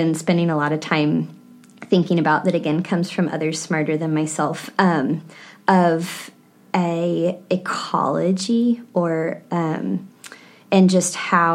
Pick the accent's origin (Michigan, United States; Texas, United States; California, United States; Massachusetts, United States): Texas, United States; Texas Hill Country, United States; I grew up in the Hill Country, about an hour from San Antonio